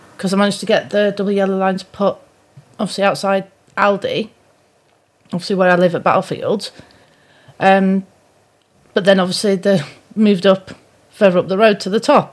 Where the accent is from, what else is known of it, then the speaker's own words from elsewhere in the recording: Pudsey, Yorkshire and the Humber, United Kingdom; now in Shrewsbury, United Kingdom; originally I come from Yorkshire